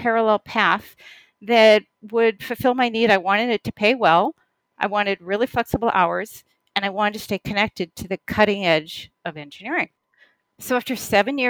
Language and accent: English; Boston, Massachusetts, United States; So I took a job in the Boston area, which is my hometown